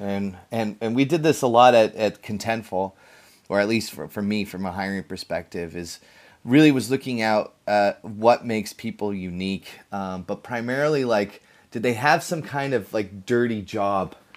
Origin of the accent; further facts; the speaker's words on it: Mountain View, California, United States; I'm from Mountain View, California